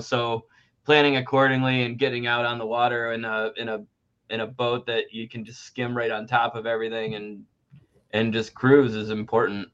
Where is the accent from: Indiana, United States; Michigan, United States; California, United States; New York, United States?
New York, United States; Central; I am from New York, Central New York.